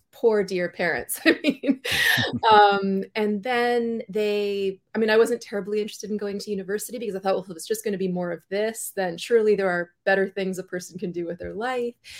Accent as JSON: {"language": "English", "town": "North Vancouver", "region": "British Columbia", "country": "Canada", "tie": "born or raised there", "said": "I was born in North Vancouver in British Columbia."}